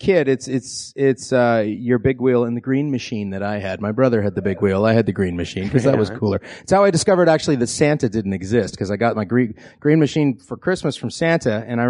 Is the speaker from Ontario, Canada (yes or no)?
no; Vancouver, British Columbia, Canada; Go Canucks, go. Yeah, I'm from Vancouver.